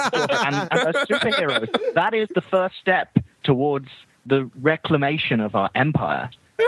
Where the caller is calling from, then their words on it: Worcester, West Midlands, United Kingdom; I'm calling in from Worcester in the UK, which is what I'm going to call the last bastion of Englishness